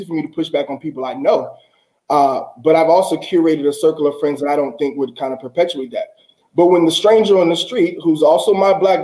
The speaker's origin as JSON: {"language": "English", "region": "the South", "country": "United States", "tie": "born or raised there", "said": "I grew up in the South"}